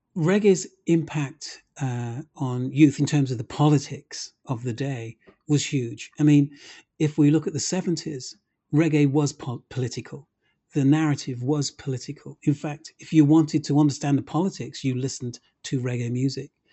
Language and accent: English; Birmingham, West Midlands, United Kingdom; I did not grow up in Brent, as I'm from Birmingham, Handsworth in Birmingham